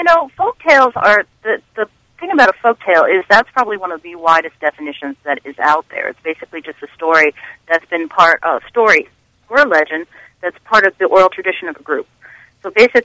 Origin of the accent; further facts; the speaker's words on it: New Jersey, United States; New Jersey is my home state that I grew up